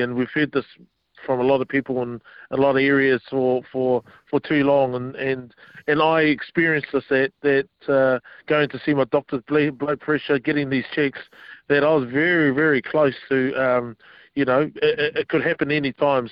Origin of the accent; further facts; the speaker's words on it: Wellington, New Zealand; moved away; also born or lived in Auckland; my hometown in Wellington